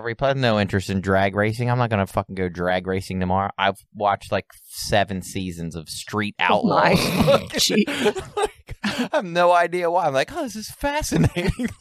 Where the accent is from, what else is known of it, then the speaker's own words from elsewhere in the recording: Cecil County, Maryland, United States; I grew up in the county, you know, in rural